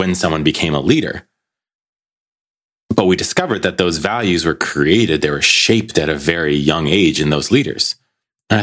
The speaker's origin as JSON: {"language": "English", "country": "United States", "moved": "yes", "lives_now": "Belgium", "said": "living in Belgium, being American"}